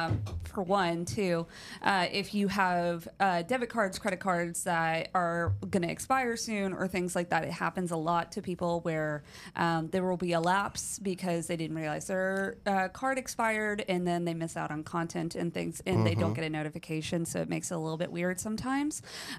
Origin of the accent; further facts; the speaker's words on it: Connecticut, United States; We are from Connecticut, but typically go down about twice a year to visit them and are planning to move down in 2025.